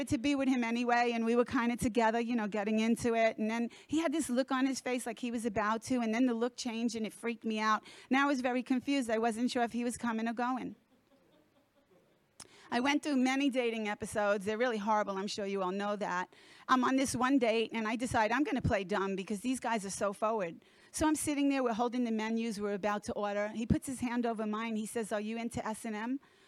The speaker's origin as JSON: {"language": "English", "region": "Florida", "country": "United States", "said": "from South Florida."}